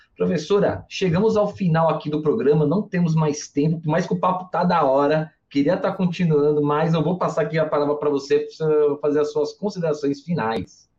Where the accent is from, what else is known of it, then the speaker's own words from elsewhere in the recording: Mooca, São Paulo, Brazil; É dois canal mesmo que eu sou da Moca. Moca fala dois canal, não fala dois canais